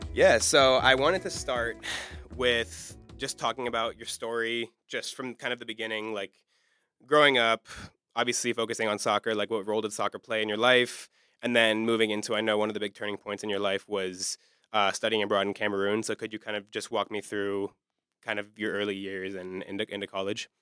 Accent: Maryland, United States; now in Pittsburgh, United States; coming from, as you know, the D C area, I'm from Maryland

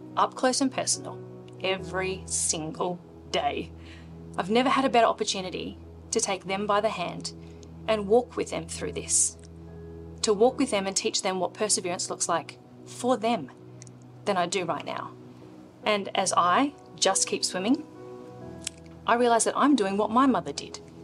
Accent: Australia; born or raised there; also born or lived in India

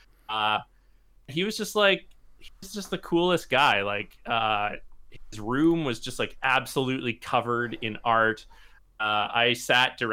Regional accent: Regina, Saskatchewan, Canada; moved away; Like I'm from Regina originally

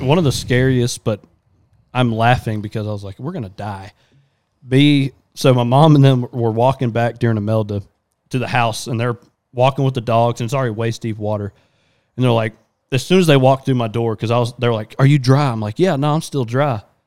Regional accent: Southeast Texas, United States; we're definitely from Texas.

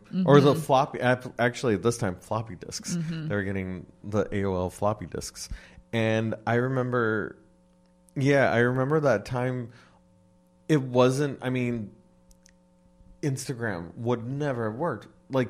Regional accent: West Covina, California, United States; And I'm from West Covina.

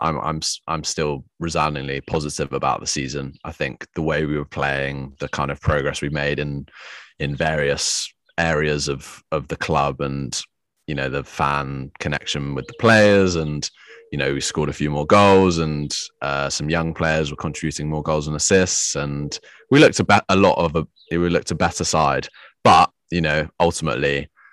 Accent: England, United Kingdom; we're from England

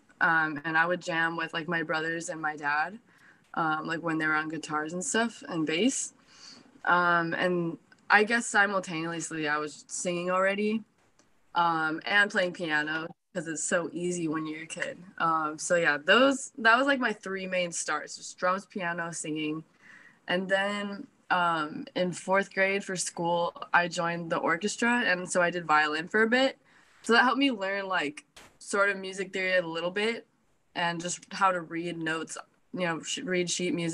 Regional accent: Placentia, California, United States; also born or lived in Anaheim, California; I was born in Anaheim, California, and raised in Placentia, California.

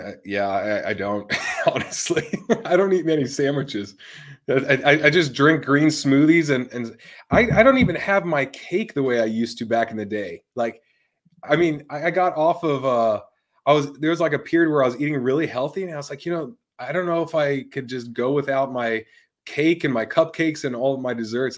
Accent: Tampa, Florida, United States; growing up in Tampa

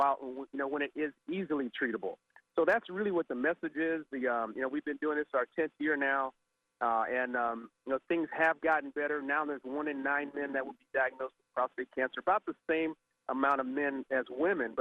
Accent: Southern California, United States; I grew up in Southern California

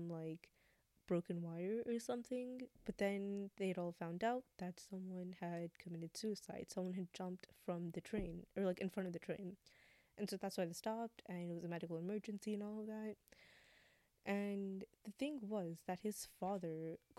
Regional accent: United States; we are American, we still experience things a lot differently than, like, other Americans do because of our, you know, background

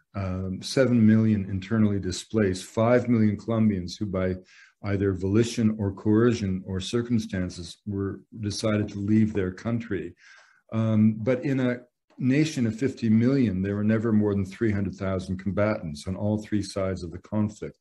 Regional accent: British Columbia, Canada; I'm from British Columbia. I've saved up money in a logging camp

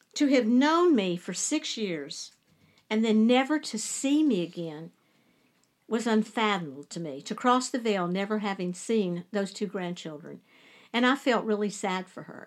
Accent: Lewisburg, West Virginia, United States; moved away; also born or lived in Charleston; I was born in Charleston, but my mom and dad and I, my little brother, lived in Lewisburg.

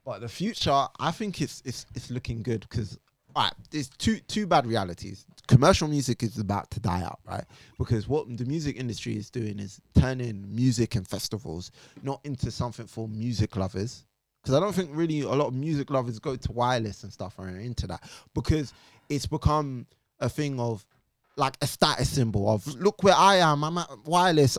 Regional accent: Jamaica; being Jamaican, I was taught

